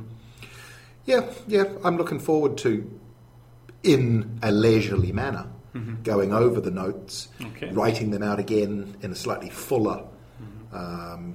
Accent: New Zealand; I'm a New Zealander.

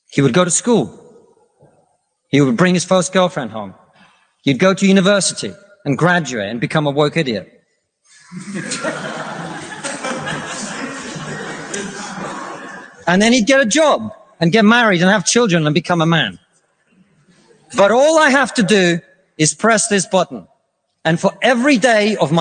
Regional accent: Russia; now in United Kingdom; I come from Russia, which is not a poor country.

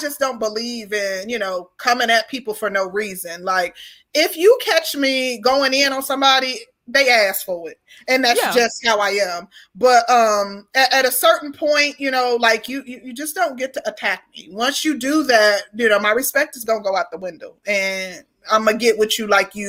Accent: the South, United States; And I think it comes from, you know, being a Southerner, like respectability when it comes to older people

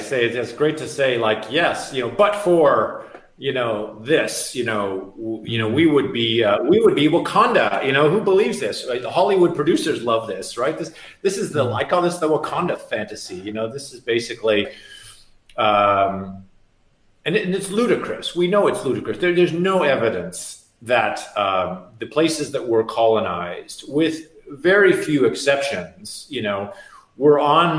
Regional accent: Canada; now in United States; I'm from Canada.

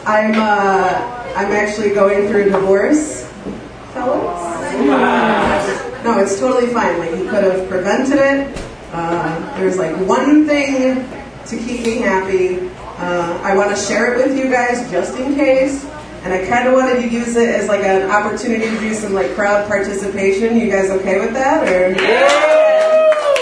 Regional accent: Joliet, Illinois, United States; I came from Joliet

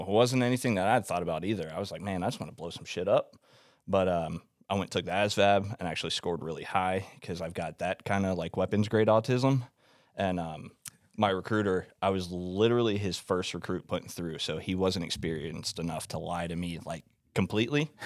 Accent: Florida, United States; I'm from Florida

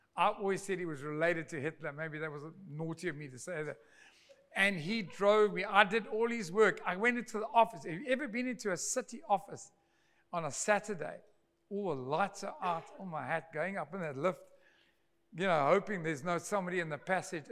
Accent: Durban, KwaZulu-Natal, South Africa; moved away as an adult; also born or lived in Pretoria; I was from Durbs

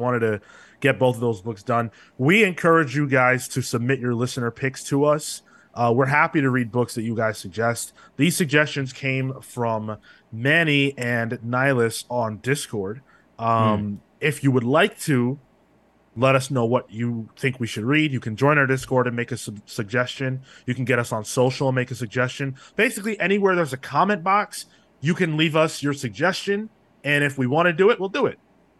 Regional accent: Ireland; I'm Irish, too. So I'm interested.

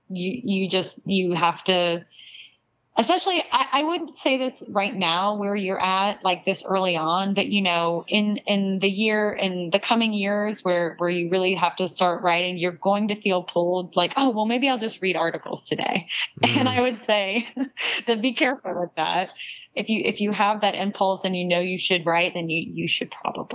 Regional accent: Charleston, South Carolina, United States; I'm actually from South Carolina. Okay. I'm from Charleston, which is near the coast of South Carolina

